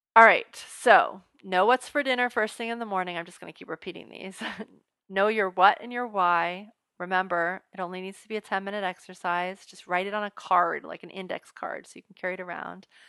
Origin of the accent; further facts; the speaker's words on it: United States; we don't draw the line as American parents as a whole